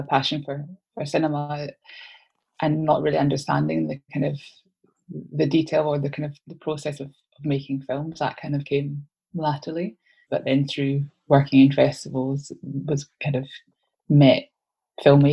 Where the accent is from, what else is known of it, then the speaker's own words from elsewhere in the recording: Glasgow, Scotland, United Kingdom; growing up in Glasgow